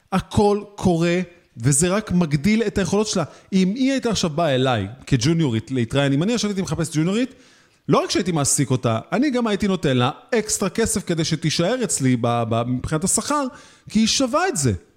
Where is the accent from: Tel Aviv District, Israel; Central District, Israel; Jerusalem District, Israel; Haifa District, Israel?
Tel Aviv District, Israel; Tel Aviv; אני בתור תל אביבי